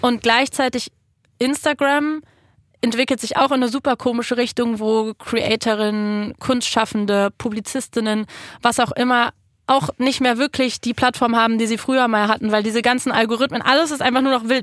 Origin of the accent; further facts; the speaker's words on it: Berlin, Germany; ich komme aus Kreuzberg